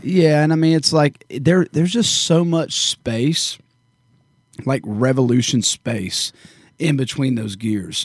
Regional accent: Warner Robins, Georgia, United States; also born or lived in Bonaire, Georgia; growing up in Warner Robins, Georgia, and Bon Air, Georgia, uh, specifically

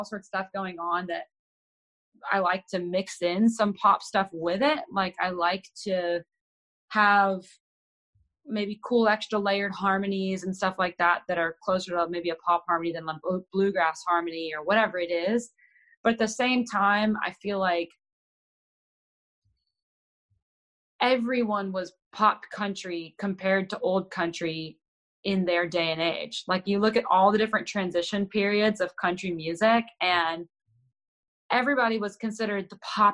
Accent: Texas, United States; I'm born and raised in Texas

